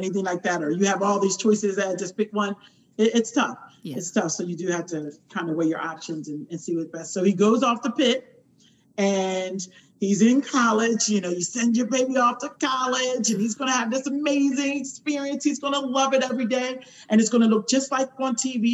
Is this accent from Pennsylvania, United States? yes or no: yes; Pennsylvania, United States; I'm from Pennsylvania